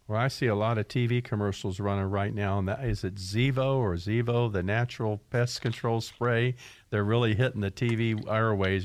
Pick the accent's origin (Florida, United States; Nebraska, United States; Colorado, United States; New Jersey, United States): Florida, United States; Largo; when I was a kid in Florida, I grew up in Largo, Florida, right next to Clearwater